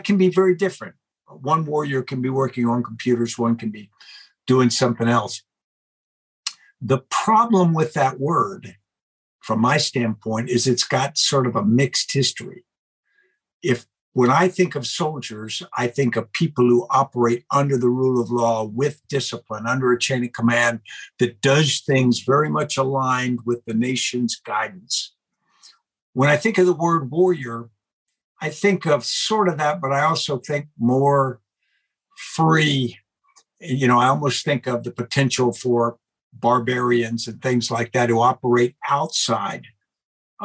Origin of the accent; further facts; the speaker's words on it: United States; we're Americans.